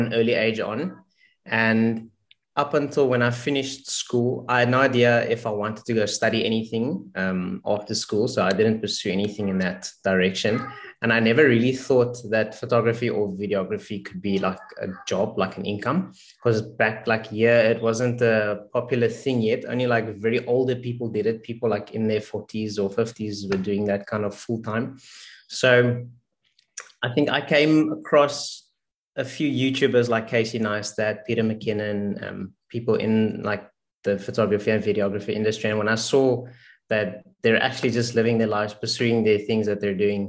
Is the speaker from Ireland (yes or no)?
no; South Africa; from South Africa, born and raised